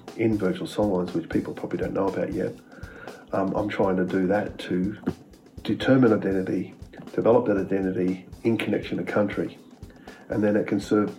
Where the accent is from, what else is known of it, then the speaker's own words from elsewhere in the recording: Gold Coast, Queensland, Australia; also born or lived in Blacktown, Sydney, New South Wales / Bollon, Queensland (Kooma ancestral country); now in Brisbane, Australia; And then I basically lived in Brisbane for a short time and then went to the Gold Coast and grew up there. But then came back to Brisbane to boarding school, and off we went. So, and I've been in Brisbane really ever since.